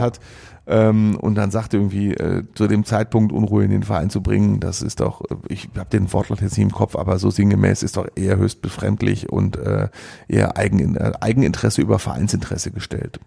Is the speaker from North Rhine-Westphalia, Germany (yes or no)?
yes; Mülheim an der Ruhr, North Rhine-Westphalia, Germany; aus Mülheim an der Ruhr, aus meiner Heimatstadt